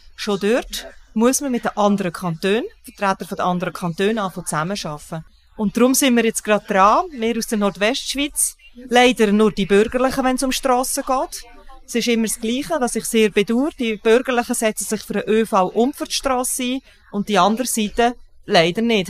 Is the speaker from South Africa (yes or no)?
no; Switzerland; bei uns in der Schweiz